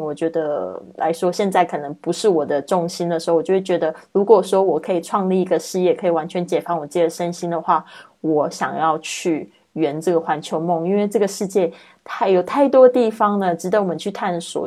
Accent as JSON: {"language": "Chinese", "country": "Taiwan", "moved": "yes", "lives_now": "Spain", "said": "来自台湾。五年前开始线上制作播客，环绕北半球两圈之后，我现在居住在西班牙，过着梦想中自由富足的生活"}